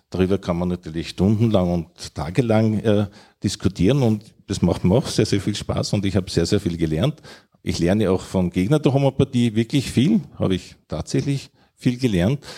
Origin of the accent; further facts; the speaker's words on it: Vienna, Austria; Also ich komme aus Wien und ich esse gerne Wiener Schnitzel und ich esse gerne danach vielleicht einen guten Apfelstrudel.